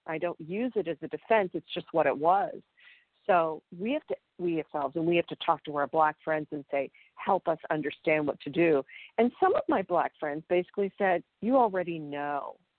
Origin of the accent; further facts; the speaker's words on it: Pennsylvania, United States; moved away; I'm from Pennsylvania, and they, you know, it's a small town where I'm from